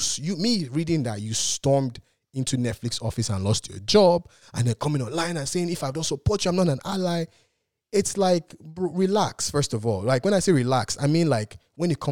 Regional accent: Nigeria; I'm Nigerian

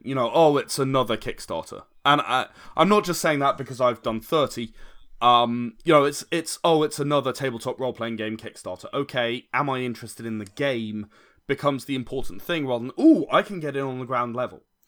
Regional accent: United Kingdom; I'm British

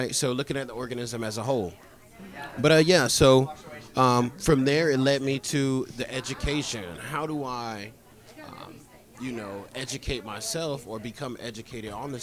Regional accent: Delray Beach, Florida, United States; moved away as an adult; also born or lived in Telluride, Colorado; growing up in Delray Beach, Florida, I grew up on a landscaping nursery

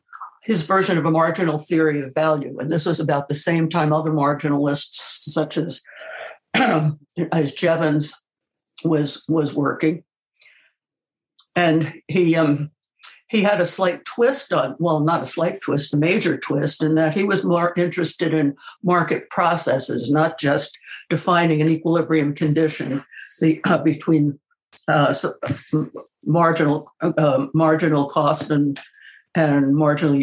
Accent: New York City, New York, United States; moved away as an adult; also born or lived in Durham, North Carolina; I was born in New York City. I was a dyed-in-the-wool New Yorker until I left for graduate school to go to Duke University

